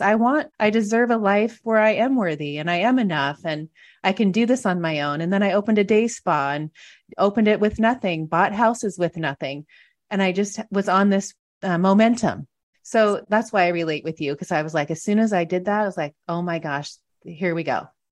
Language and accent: English; Washington, United States; moved away as an adult; also born or lived in Montana; now in San Diego, United States; I grew up in Washington, met somebody, moved to Montana